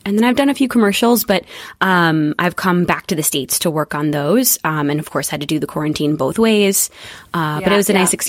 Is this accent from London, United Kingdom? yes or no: yes; London, United Kingdom; born there; So yeah, I was born in London. My parents met there. Mom moved over from Brazil.